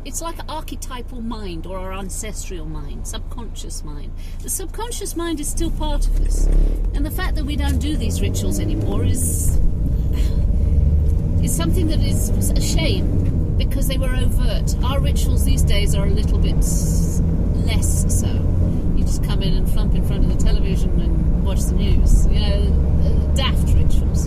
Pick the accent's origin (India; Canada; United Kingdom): United Kingdom; England; I am English, and I love being English, and I love my land